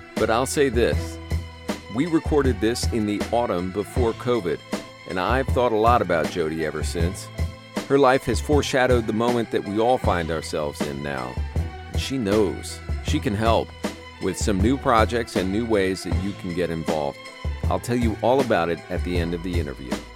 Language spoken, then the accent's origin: English; United States; also born or lived in New York; as an American